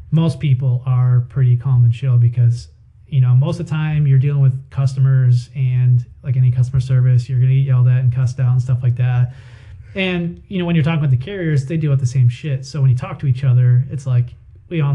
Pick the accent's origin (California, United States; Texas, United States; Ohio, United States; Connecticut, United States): Ohio, United States; Toledo; also born or lived in northern Kentucky; I was born and raised in Toledo